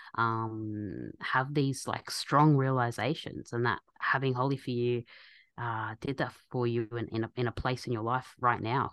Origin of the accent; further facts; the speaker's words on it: Australia; my background's Egyptian, so as Egyptians, I'm born and raised in Australia